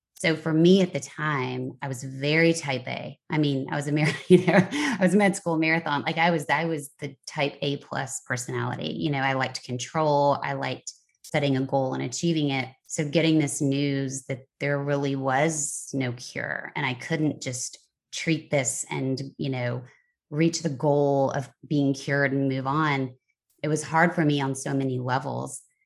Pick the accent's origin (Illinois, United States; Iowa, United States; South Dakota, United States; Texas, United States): Texas, United States; moved away as an adult; also born or lived in Kentucky / Nashville, Tennessee / New York City / Los Angeles; I was born in Kentucky, raised in Texas, went to college in Nashville, Tennessee